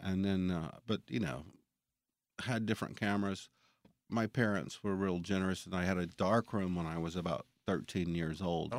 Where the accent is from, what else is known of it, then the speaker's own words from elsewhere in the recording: Jackson, United States; Well, I'm from Jackson. Well, I grew up here.